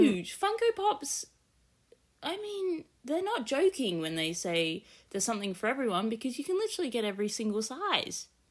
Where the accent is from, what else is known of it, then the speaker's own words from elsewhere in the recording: Australia; being an Australian collector